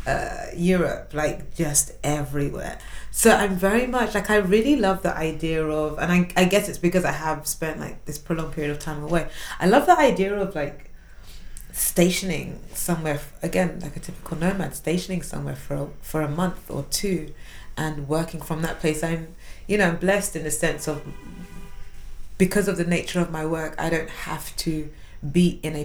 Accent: London, United Kingdom; also born or lived in Washington, D.C.; I grew up in South London, went to school in South London. I still live in South London

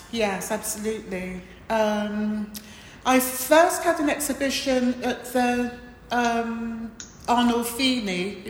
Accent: Montserrat; born there; which is quite close to where I was born in Montserrat.

